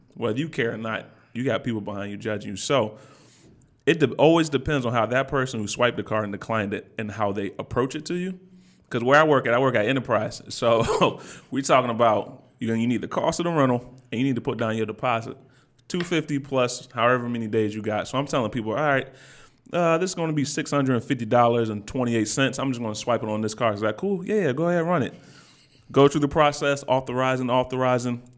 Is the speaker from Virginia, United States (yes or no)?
yes; Virginia Beach, Virginia, United States; now in Detroit, United States; I'm from Virginia Beach all day.